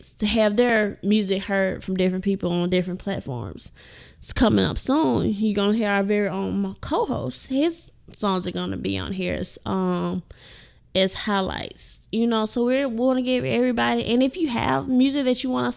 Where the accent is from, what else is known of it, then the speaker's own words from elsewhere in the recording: Indianola, Mississippi, United States; raised in the great city of Indianola